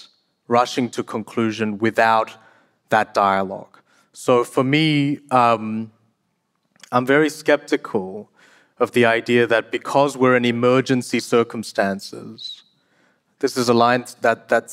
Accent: South Korea; moved away; I was born in South Korea

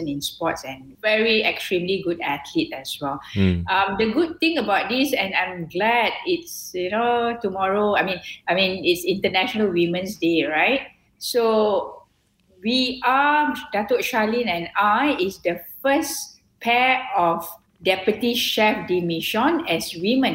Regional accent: Malaysia; as Malaysian

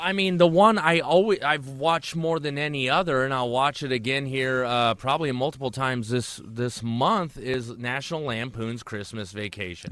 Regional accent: Tacoma, Washington, United States; I grew up in Tacoma

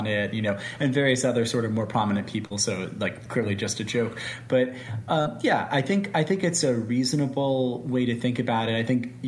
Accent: United States; I'm American

